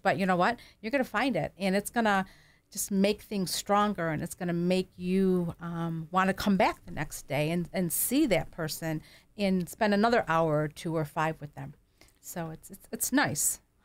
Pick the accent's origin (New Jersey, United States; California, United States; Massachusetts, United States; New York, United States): New York, United States; Kenmore; also born or lived in Williamsville, New York; We grew up in Kenmore